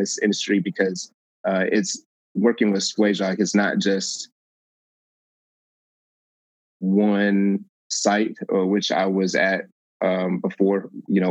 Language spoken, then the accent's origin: English; San Antonio, Texas, United States; moved away as an adult; also born or lived in Albany, Oregon; I'm originally from San Antonio